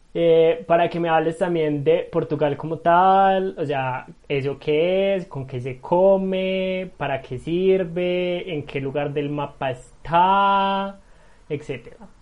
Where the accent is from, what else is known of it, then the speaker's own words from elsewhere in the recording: Medellín, Antioquia, Colombia; Yo soy de Medellín, amo mi ciudad